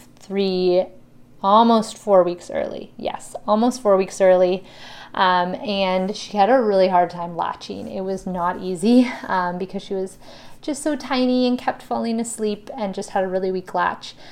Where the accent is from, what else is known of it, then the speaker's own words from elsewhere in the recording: Ontario, Canada; I am from Ontario